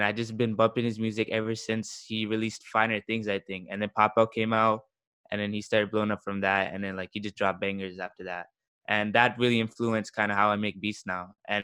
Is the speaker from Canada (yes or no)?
yes; Toronto, Ontario, Canada; I'm a producer from Toronto, Canada